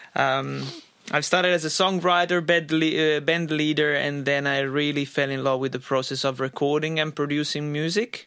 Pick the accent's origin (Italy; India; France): Italy; moved away as an adult; also born or lived in Australia; now in United States; in my home country, in Italy, and I lived in Australia, and, and since I moved to Australia and then United States